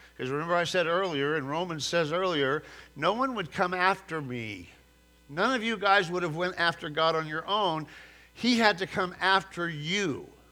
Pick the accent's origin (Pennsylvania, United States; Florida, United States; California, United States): California, United States; moved away; growing up in California